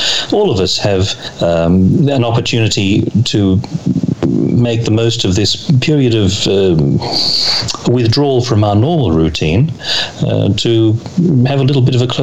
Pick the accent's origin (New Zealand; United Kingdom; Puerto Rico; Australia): Australia; as an Australian